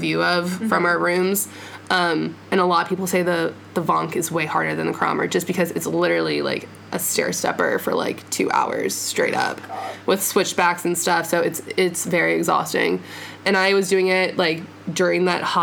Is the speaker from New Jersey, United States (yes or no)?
no; Florida, United States; moved away as an adult; now in Germany; we're from Florida